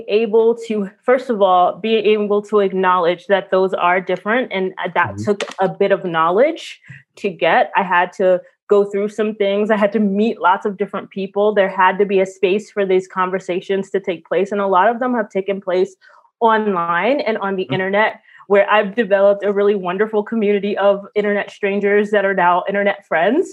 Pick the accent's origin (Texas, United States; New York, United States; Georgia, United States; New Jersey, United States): New York, United States; New York City; I'm from Brooklyn in the 80s and 90s under Rudy Giuliani.